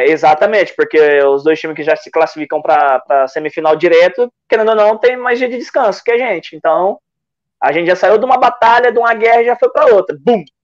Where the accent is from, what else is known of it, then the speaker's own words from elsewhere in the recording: São Paulo, Brazil; also born or lived in Salvador; eu nasci em Salvador, na verdade. Nasci, sou ah. baianinho, mas cresci em São Paulo